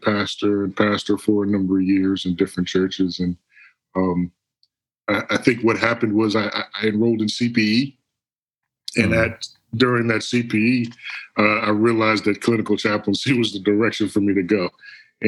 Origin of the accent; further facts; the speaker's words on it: Long Island, New York, United States; moved away; I'm originally from Long Island, New York.